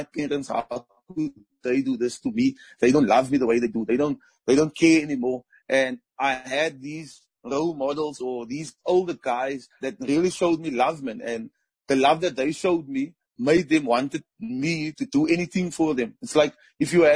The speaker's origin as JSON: {"language": "English", "town": "Cape Town", "region": "Western Cape", "country": "South Africa", "tie": "born or raised there", "said": "growing up in the Cape Flats"}